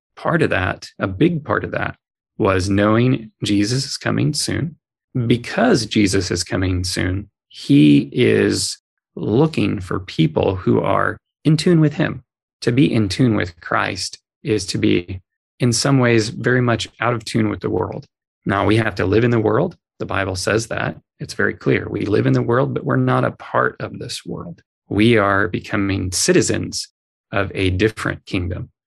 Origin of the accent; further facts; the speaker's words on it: Southern California, United States; moved away; I was born in Southern California